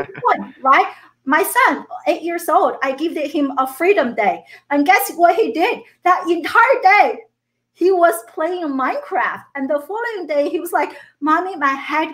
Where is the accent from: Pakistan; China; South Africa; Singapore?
China; moved away as an adult; now in United States; I grew up in China